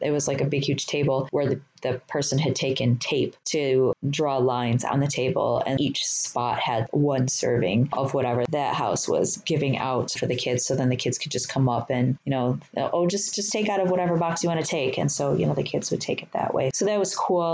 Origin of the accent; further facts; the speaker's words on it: Detroit, Michigan, United States; I grew up in Detroit.